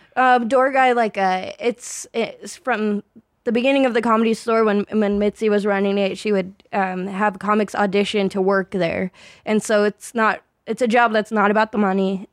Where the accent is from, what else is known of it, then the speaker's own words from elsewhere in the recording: Phoenix, Arizona, United States; moved away as an adult; now in Los Angeles, United States; I grew up in Arizona in like the Phoenix area. I, mm. I moved a lot, so I I've I don't ever know how to answer where from Arizona am I from because basically the Phoenix area.